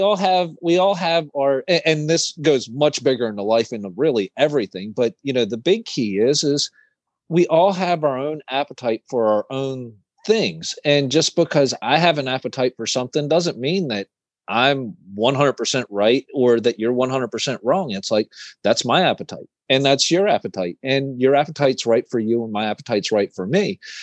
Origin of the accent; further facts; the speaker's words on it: East Coast, United States; I'm from the East Coast